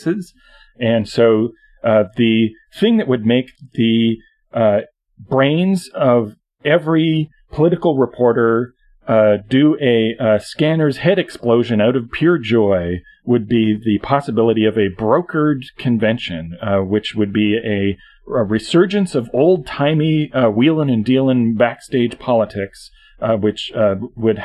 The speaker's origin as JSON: {"language": "English", "country": "Canada", "said": "as a Canadian"}